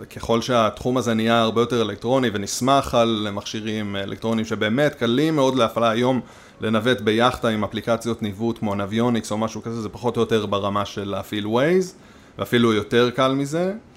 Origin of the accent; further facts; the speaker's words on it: Nahshon, Israel; אני קיבוצניק, לא מהקיבוצים שעל הים